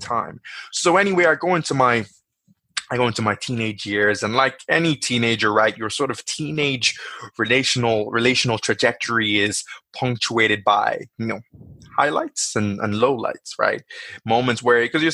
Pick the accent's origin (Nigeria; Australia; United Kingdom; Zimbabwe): Nigeria; now in Dublin, Ireland; I was born in Nigeria